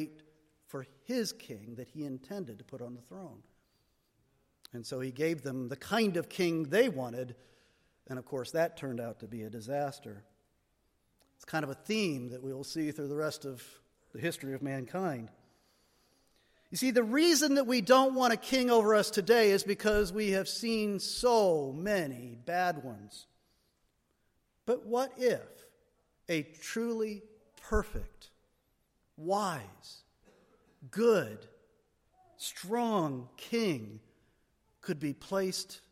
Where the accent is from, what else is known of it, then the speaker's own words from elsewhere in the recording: United States; we Americans